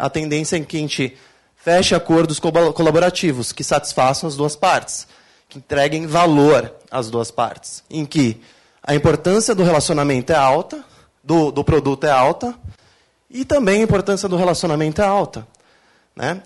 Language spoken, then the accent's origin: Portuguese; Brazil; eu sou brasileiro